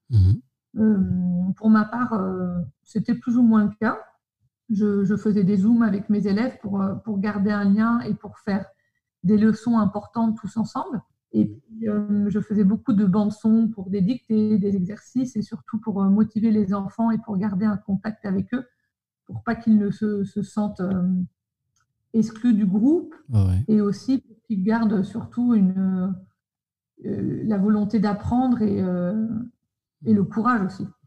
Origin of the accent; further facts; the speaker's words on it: Paris, Île-de-France, France; moved away as an adult; now in Sydney, Australia; je viens de Paris. J'ai toujours habité à Paris. Je suis née à Paris et j'y ai vécu